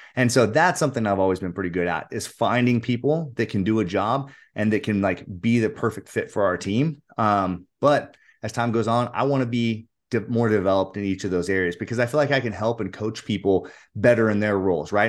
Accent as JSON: {"language": "English", "country": "United States", "said": "I'm an, I'm an American, so I'm a, cr-, a Christian"}